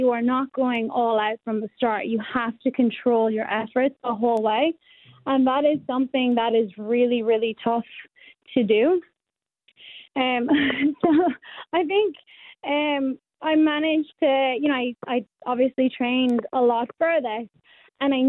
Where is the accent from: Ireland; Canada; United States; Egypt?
Ireland; County Kildare, Leinster; moved away as an adult; now in Western Australia, Australia; I'm from County Kildare, so we're about 30 kilometres west of Dublin